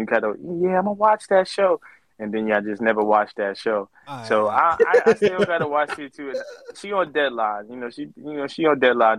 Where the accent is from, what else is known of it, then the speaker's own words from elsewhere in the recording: New York City, New York, United States; I'm from Southside